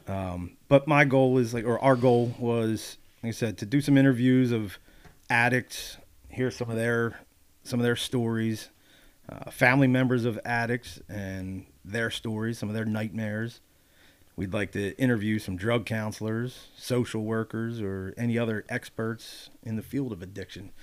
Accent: Wilmington, Delaware, United States; moved away as an adult; now in Pennsylvania, United States; growing up in Delaware, growing up in Wilmington

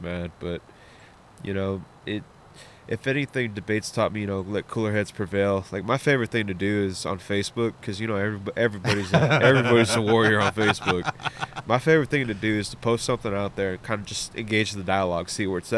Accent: San Antonio, Texas, United States; now in Dawsonville, Georgia, United States; growing up in Texas

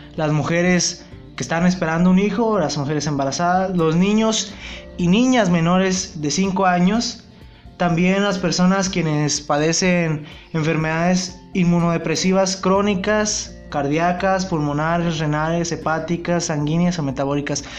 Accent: Mexico; nosotros como, población mexicana, yo hablo de México

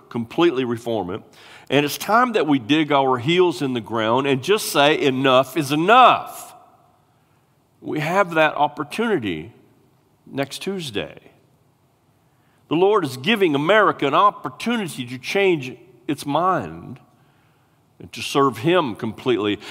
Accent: United States; we are American citizens

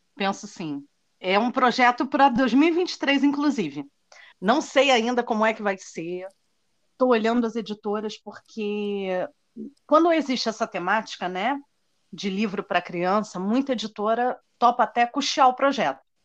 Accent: Brazil; eu sou brasileira

